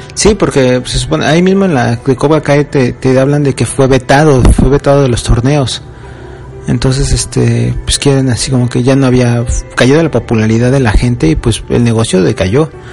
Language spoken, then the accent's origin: Spanish; Mexico; moved away; Como soy el único mexicano que está en la cocina